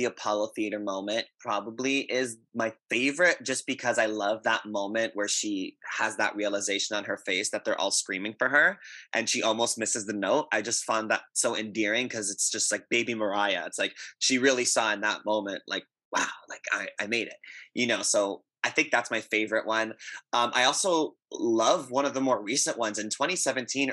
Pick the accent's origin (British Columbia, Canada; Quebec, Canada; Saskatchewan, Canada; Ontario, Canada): Quebec, Canada; Montreal; now in Toronto, Canada; I'm born and raised in Montreal, and I currently live in Toronto